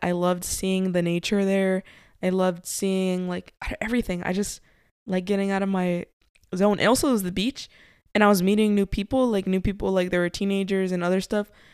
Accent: Covina, California, United States; where we grew up in Covina

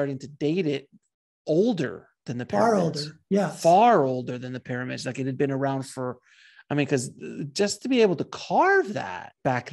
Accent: South Florida, United States; I'm from South Florida.

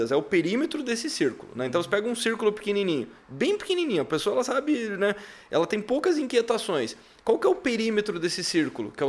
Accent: Santa Catarina, Brazil; eu sou catarinense.

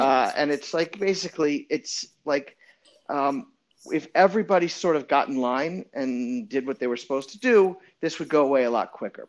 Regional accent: New Orleans, Louisiana, United States; also born or lived in Montreal, Quebec / Los Angeles; now in New York, United States; I was born in Montreal, Quebec, and I grew up in New Orleans, Louisiana

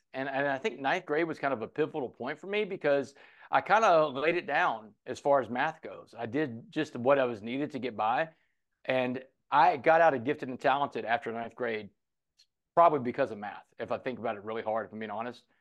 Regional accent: Port Arthur, Texas, United States; Port Arthur, Texas is a town I grew up

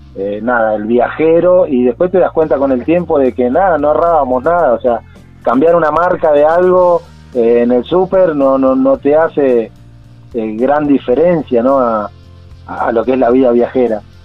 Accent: Buenos Aires, Argentina; moved away as an adult; nosotros salimos de Buenos Aires

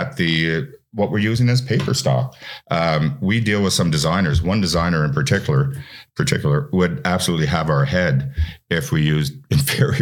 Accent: Ottawa, Ontario, Canada; I'm from Ottawa

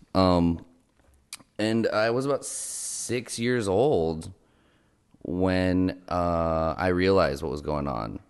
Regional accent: Los Angeles, California, United States; I grew up in Los Angeles, California

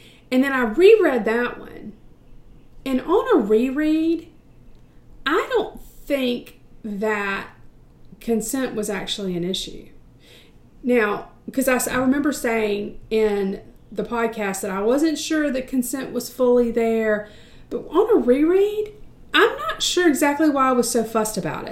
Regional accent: United States; I'm from the States

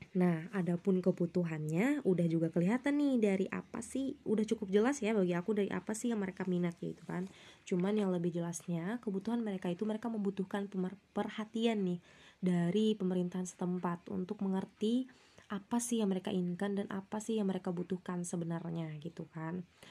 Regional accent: Indonesia; di desa aku, eh, desa Tumengmaluku

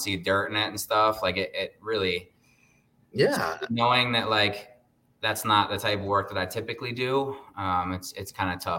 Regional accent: Baltimore, Maryland, United States; now in Las Vegas, United States; I'm originally from the East Coast, grew up in Baltimore

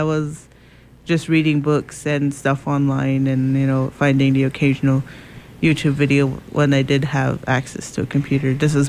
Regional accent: United States; Of course, I'm Native American.

